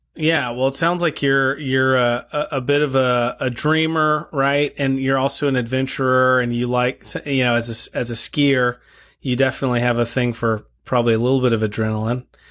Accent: El Paso, Texas, United States; moved away as an adult; also born or lived in Moscow, Idaho; I grew up in El Paso, Texas

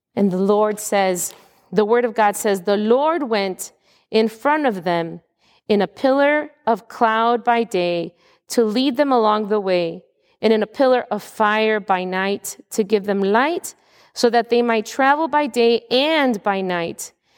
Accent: United States; as an American of today

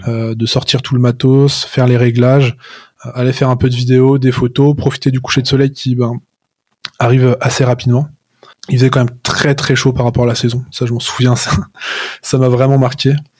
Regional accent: Chamonix, Auvergne-Rhône-Alpes, France; je suis né à Chamonix, donc euh, je suis né au pied du Mont Blanc

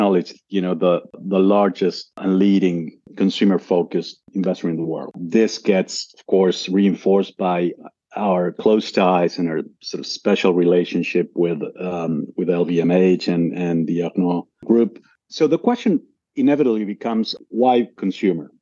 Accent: Argentina; moved away as an adult; also born or lived in United States / Brazil / Australia; I was born and raised in Argentina originally

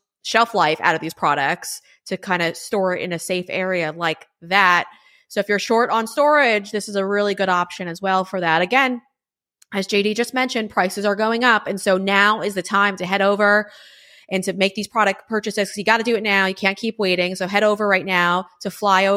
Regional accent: Huntington, New York, United States; I was raised in Huntington, New York with my 6 siblings

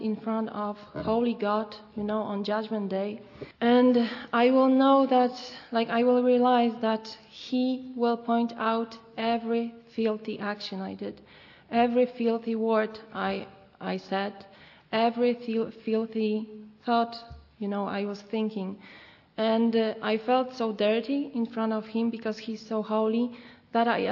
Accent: Poland; I come from Poland.

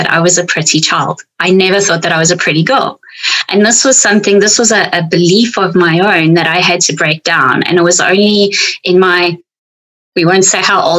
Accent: South Africa; accent: South African; my South African accent

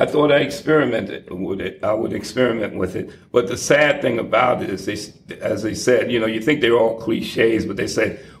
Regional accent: New York City, New York, United States; also born or lived in Atlanta, Georgia; now in Boston, United States; I'm originally from Harlem, New York, 129th and St. Nicholas Avenue

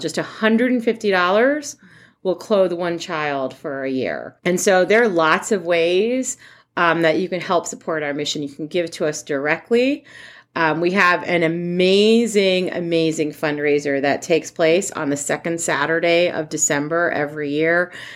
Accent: New York, United States; moved away as an adult; now in Columbus, United States; I'm actually originally from New York

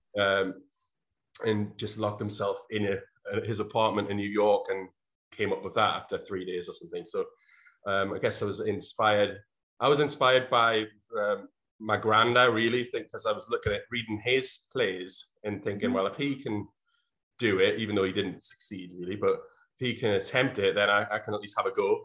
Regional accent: North Shields, North East England, United Kingdom; my hometown, which at the time was North Shields, which is a small town outside of uh, the city of Newcastle in England

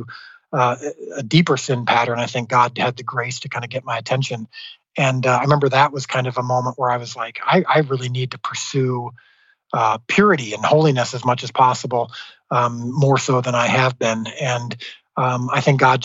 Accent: Midwest, United States; I grew up in the Midwest in a very strong evangelical home.

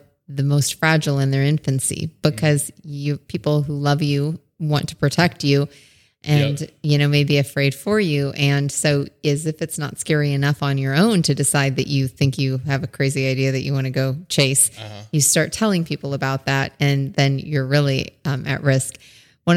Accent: Omaha, Nebraska, United States; also born or lived in Blair, Nebraska; I am from Blair, Nebraska, actually, but in Omaha most of my life.

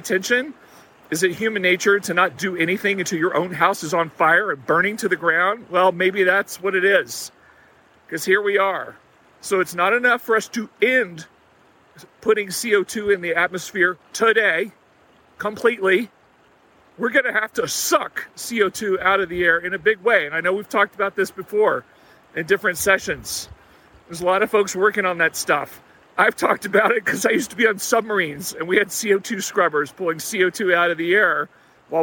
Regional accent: Texas, United States; I grew up in Texas

